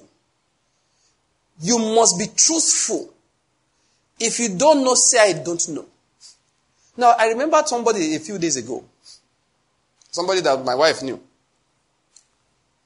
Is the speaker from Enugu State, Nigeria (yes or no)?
yes; Enugu, Enugu State, Nigeria; I come from Enugu where buildings are stone-coated roofs